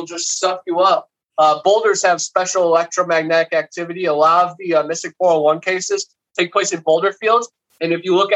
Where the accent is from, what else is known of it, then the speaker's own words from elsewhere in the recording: Ohio, United States; now in Florida, United States; Growing up in Ohio, right on Lake Erie